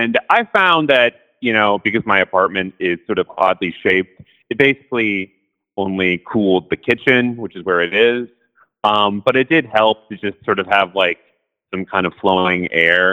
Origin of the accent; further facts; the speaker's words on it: Seattle, Washington, United States; moved away; I grew up in Seattle